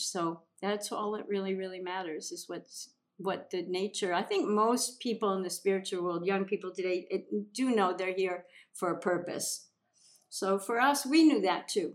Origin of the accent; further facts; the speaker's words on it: Minnesota, United States; also born or lived in The Hamptons, New York; now in Bali, Indonesia; I came here from living in the Hamptons, but I grew up in Minnesota.